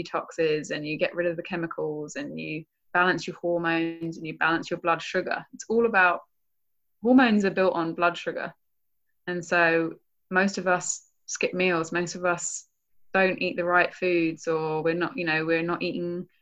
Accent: England, United Kingdom; now in United States; I'm from England.

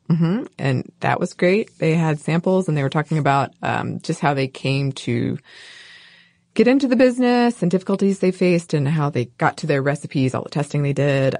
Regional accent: North Georgia, United States; I am from North Georgia mostly

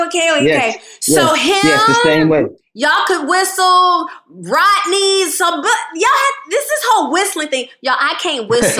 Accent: Rockford, Illinois, United States; I'm from Rockford

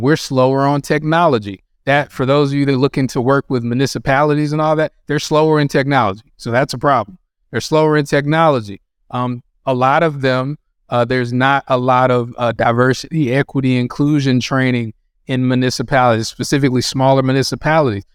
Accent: North Carolina, United States; I grew up in North Carolina

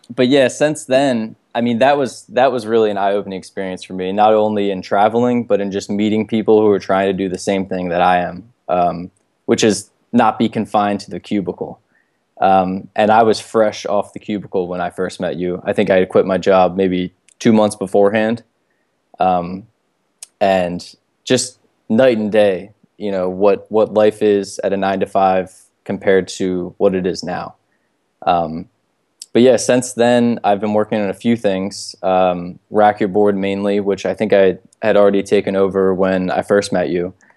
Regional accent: Baltimore, Maryland, United States; I'm born and raised here in Baltimore

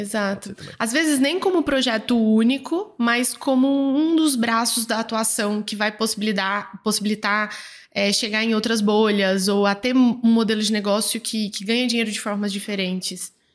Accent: Goiânia, Goiás, Brazil; aqui em Goiânia, eu sou de Goiânia

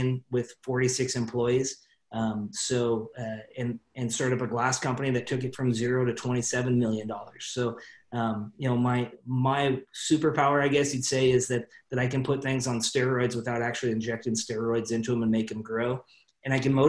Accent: Salem, Oregon, United States; I grew up in Salem, Oregon, small town

